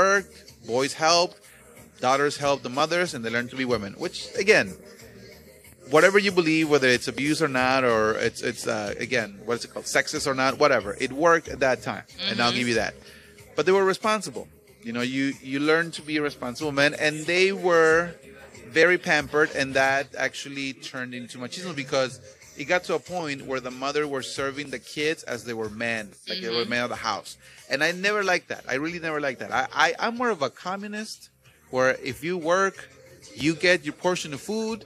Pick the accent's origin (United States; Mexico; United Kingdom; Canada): Mexico; Veracruz; moved away; where I grew up in Mexico, in Veracruz